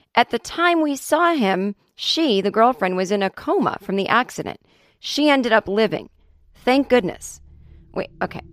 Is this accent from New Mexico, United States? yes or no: no; Boston, Massachusetts, United States; I'm not Irish, but I'm from Boston